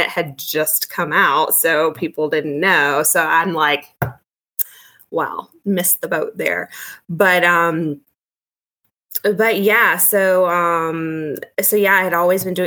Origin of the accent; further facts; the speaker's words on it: Richmond, Virginia, United States; moved away as an adult; now in Northern Virginia, United States; I'm from Richmond